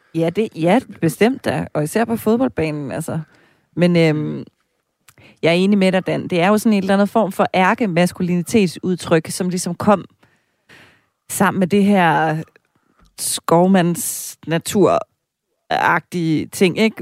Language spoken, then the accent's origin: Danish; East Jutland, Central Denmark Region, Denmark; hjemme i Østjylland, hvor jeg kommer fra